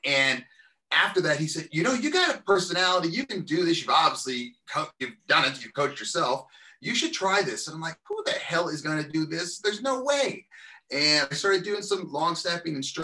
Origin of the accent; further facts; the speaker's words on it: Covina, California, United States; now in Lewiston, United States; I'm originally from Southern California, a small city named Covina, California